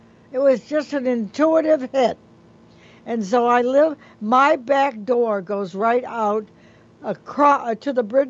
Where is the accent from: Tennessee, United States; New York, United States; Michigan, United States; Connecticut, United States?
Michigan, United States; I really didn't know where I wanted to live until I rented an apartment. I came from Michigan.